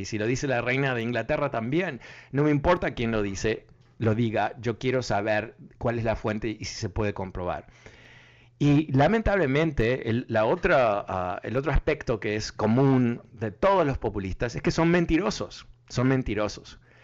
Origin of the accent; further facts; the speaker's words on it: Uruguay; soy uruguayo